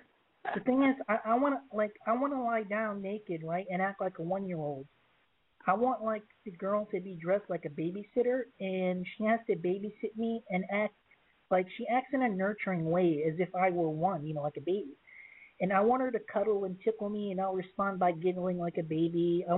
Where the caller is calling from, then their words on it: Massachusetts, United States; Yeah, I'm calling from Misk, Massachusetts. I'm 12 years old.